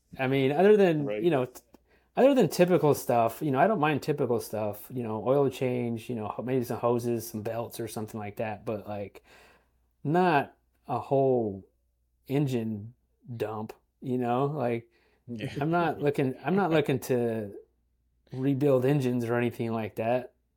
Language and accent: English; California, United States; moved away; growing up in California.